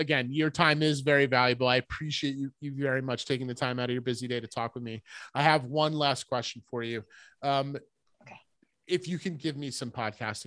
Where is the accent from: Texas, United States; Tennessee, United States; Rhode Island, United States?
Rhode Island, United States; moved away as an adult; now in Vermont, United States; I grew up in Rhode Island